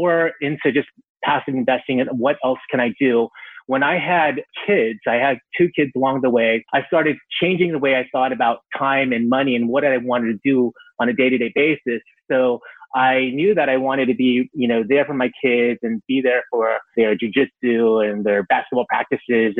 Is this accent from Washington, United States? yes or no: no; San Francisco Bay Area, California, United States; I was born and raised in the San Francisco Bay Area, and I still live here